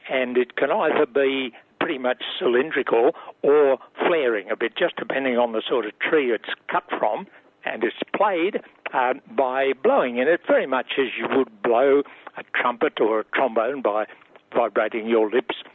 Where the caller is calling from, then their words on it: San Diego, California, United States; I'm calling from San Diego, California, in the U.S.